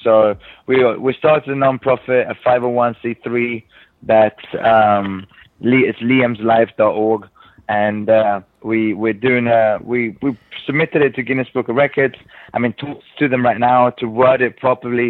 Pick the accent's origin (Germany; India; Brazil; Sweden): Sweden; also born or lived in England; now in United States; From Sweden originally